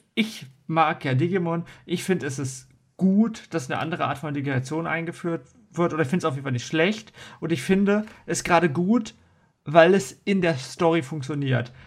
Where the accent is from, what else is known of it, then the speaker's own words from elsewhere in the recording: Germany; bei uns in Deutschland